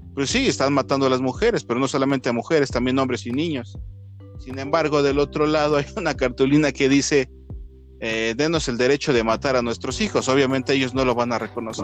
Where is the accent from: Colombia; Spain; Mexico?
Mexico; also born or lived in Mexico City; yo hablo aquí como mexicano, ¿no? Este, que vivo aquí en la Ciudad de México.